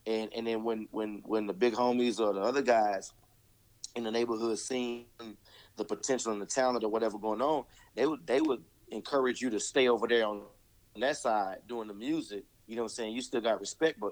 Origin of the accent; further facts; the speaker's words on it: Duncan, Oklahoma, United States; moved away; also born or lived in Dallas; I grew up in Duncan, Oklahoma